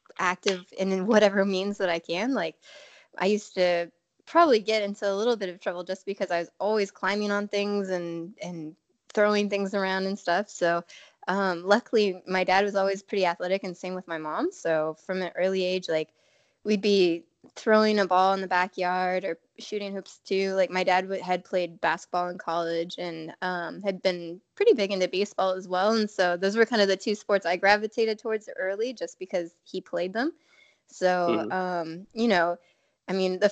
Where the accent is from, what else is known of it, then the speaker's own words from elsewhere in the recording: Alaska, United States; I grew up in Alaska